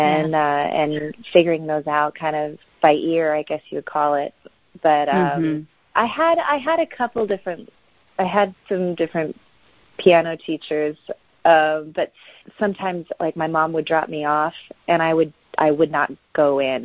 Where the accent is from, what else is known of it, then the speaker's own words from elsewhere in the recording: West Virginia, United States; also born or lived in Los Angeles, California; now in Nashville, United States; I was born in West Virginia